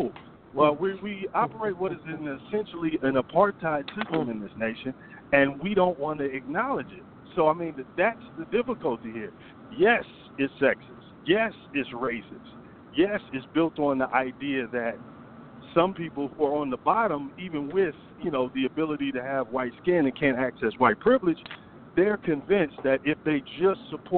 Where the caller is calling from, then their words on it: Atlanta, Georgia, United States; in Atlanta.